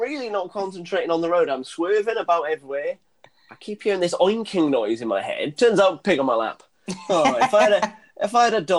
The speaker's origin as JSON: {"language": "English", "region": "Wales", "country": "United Kingdom", "said": "I'm a Welsh man living in Wales"}